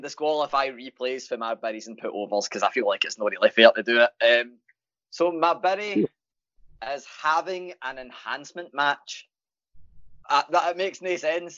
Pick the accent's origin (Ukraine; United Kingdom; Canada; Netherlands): United Kingdom; Glasgow, Scotland; I'm Glaswegian